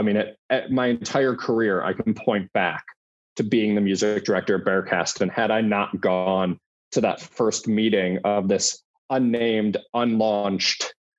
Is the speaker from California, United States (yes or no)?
no; Chicago, Illinois, United States; I wasn't from Cincinnati. I wasn't from Ohio. I grew up in Chicago.